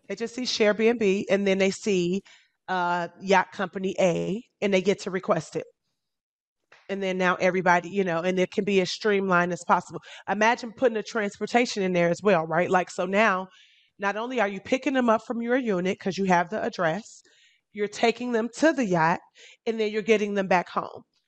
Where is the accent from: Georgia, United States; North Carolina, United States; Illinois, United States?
Illinois, United States; Chicago; now in Miami, United States; I'm originally from Chicago